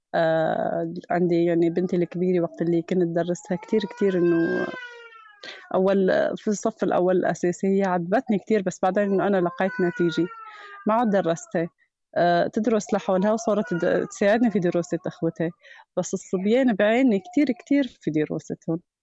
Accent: Kafranbel, Idlib Governorate, Syria; moved away as an adult; also born or lived in Barisha camp; now in Barisha, Syria; كفرنبيل يعني بضيعتنا

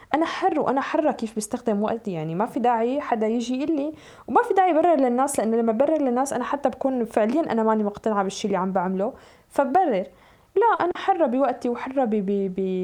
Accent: Syria; now in Europe; نحن يعني كسوريين نعتبر صرنا ببلاد المهجر

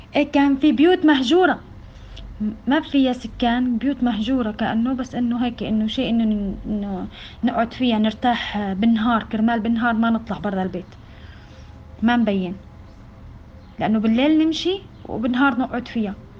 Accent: Syria; moved away as an adult; نحن عشرين واحد من سوريا

